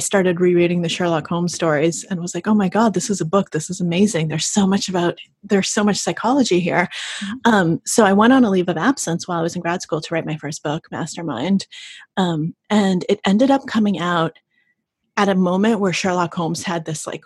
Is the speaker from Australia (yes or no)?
no; Russia; moved away; we left the Soviet Union, because I was born in Russia when it was still the Soviet Union.